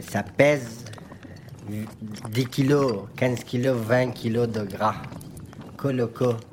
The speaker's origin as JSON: {"language": "French", "country": "Afghanistan", "tie": "born or raised there", "second_language": "French", "moved": "yes", "lives_now": "France", "said": "Mais moi, j'ai grandi en Afghanistan."}